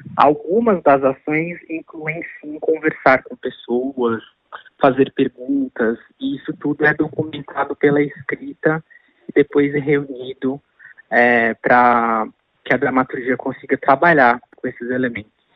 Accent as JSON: {"language": "Portuguese", "country": "Brazil"}